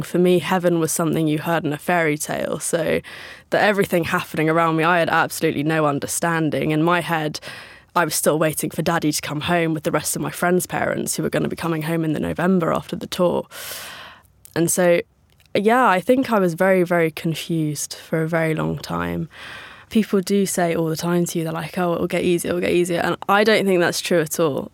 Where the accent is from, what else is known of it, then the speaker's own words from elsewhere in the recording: Northern Ireland, United Kingdom; Growing up in Northern Ireland